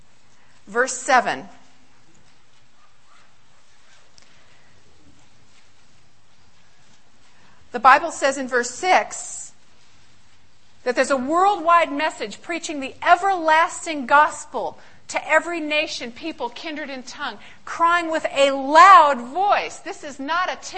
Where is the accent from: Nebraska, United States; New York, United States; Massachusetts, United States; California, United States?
California, United States; Riverside; moved away as an adult; also born or lived in San Francisco, California; now in Michigan, United States; I was born in California, San Francisco, raised in Riverside